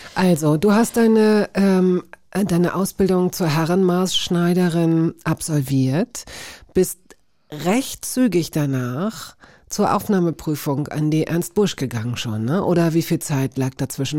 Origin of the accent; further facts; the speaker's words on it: West Germany, Germany; als Wessi